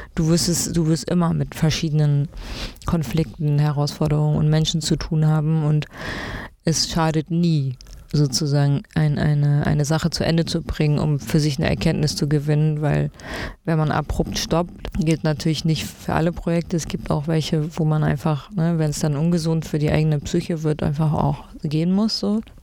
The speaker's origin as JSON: {"language": "German", "region": "Berlin", "country": "Germany", "tie": "born or raised there", "also_born_or_lived": "East Frisia", "said": "zum größten Teil bin ich in Berlin aufgewachsen, in allen möglichen Bezirken"}